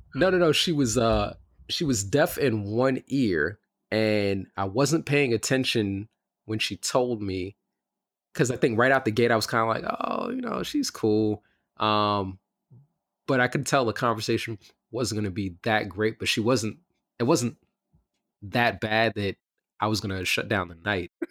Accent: New York City, New York, United States; I grew up in Bed Stuy and Crown Heights

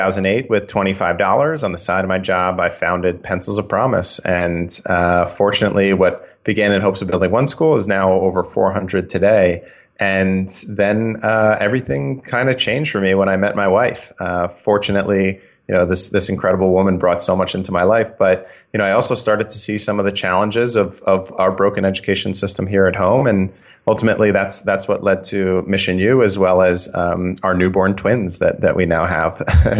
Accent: Connecticut, United States; also born or lived in New York, United States; I was born in the Northeast. I'm kind of born, bred in the Northeast, actually. Born in New York, raised in Connecticut.

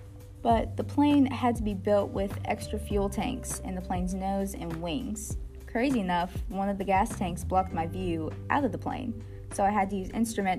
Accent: Washington, District of Columbia, United States; also born or lived in Detroit, Michigan; Well, actually, I was born in Detroit, Michigan, but I spent most of my childhood in Washington because my father was a U.S. congressman.

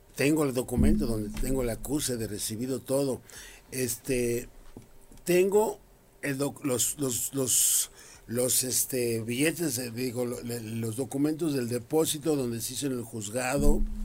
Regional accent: Mexico City, Mexico; Yo soy de Carranza, Jardín Malbuena

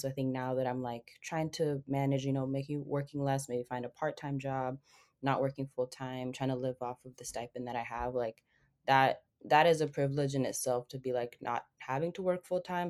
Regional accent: Seattle, Washington, United States; my family is from Ethiopia, and I lived in Seattle basically all of my life.

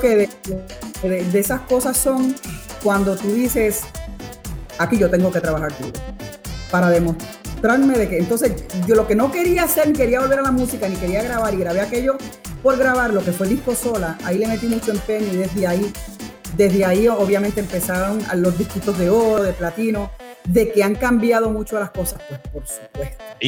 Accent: Puerto Rico

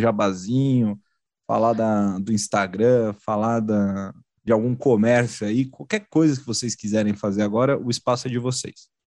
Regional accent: Atibaia, São Paulo, Brazil; now in São Paulo, Brazil; quando eu vim de Atibaia, pequeno menino do interior que veio para São Paulo com um sonho

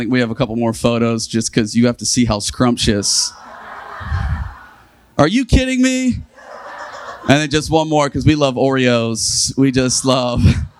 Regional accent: Australia; now in Virginia Beach, United States; We moved 20 years ago from Australia to Virginia Beach, just a little south of here.

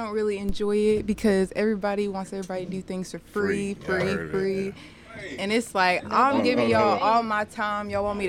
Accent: Nashville, Tennessee, United States; I'm from Nashville, Tennessee

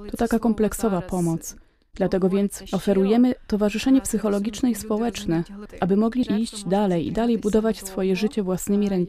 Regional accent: Kyiv, Ukraine; Polish is a second language; now in Poland; Tęsknę za Ukrainą, to prawda. Jechałam cztery doby. Zostałam przyjęta bardzo fajnie

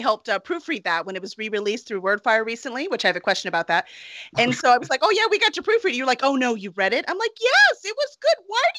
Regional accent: outside of Chicago, Illinois, United States; I grew up outside of Chicago.

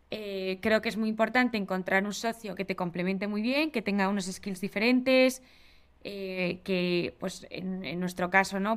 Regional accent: Spain; also born or lived in England; Yo, que soy de España

